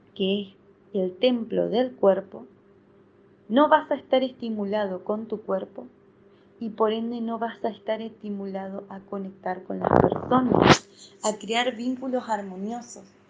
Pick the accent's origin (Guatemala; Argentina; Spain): Argentina; Soy de Argentina